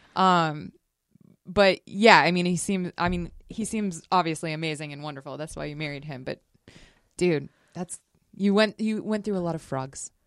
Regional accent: Las Vegas, Nevada, United States; Growing up in Vegas

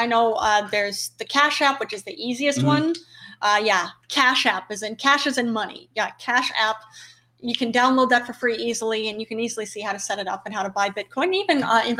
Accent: New York, United States; And that's even as a New Yorker.

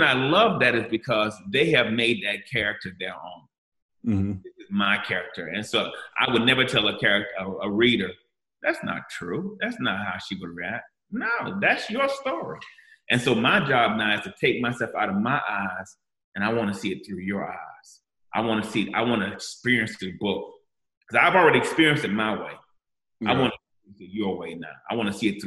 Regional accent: Gainesville, Florida, United States; I'm from Gainesville, Florida

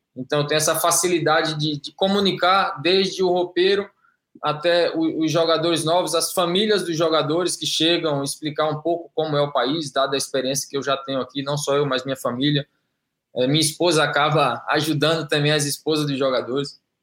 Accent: Brazil; moved away as an adult; also born or lived in Belgium / Spain / Kuwait; now in Saudi Arabia; eu saí do Brasil com 23 anos, estou com 45

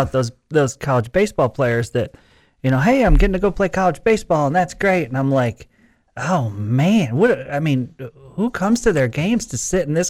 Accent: Central New York, United States; now in Lubbock, United States; I grew up in Central New York

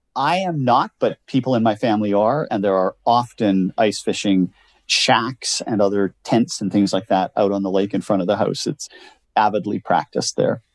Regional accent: Canada; I born and raised in Canada, grew up in a little farm town, 2,900 people

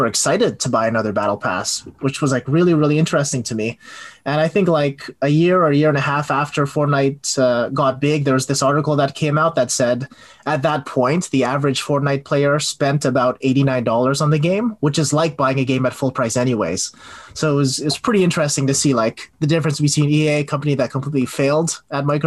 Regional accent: Canada; moved away; I grew up in Canada

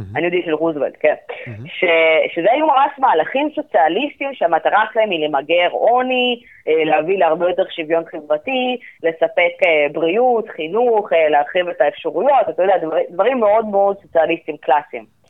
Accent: Israel

